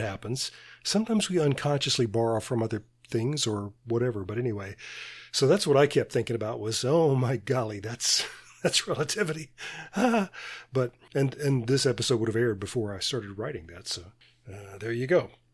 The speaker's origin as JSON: {"language": "English", "town": "Birmingham", "region": "Alabama", "country": "United States", "tie": "born or raised there", "said": "my hometown of Birmingham, Alabama."}